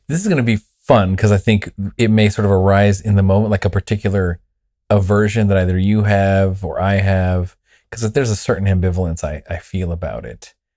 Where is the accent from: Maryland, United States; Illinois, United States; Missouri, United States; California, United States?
California, United States; Southern; I was raised in Southern California in a Pentecostal church